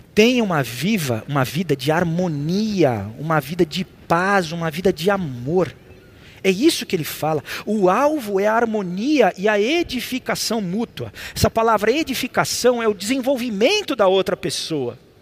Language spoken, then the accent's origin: Portuguese; Brazil; eu sou brasileiro. E eu cresci com isso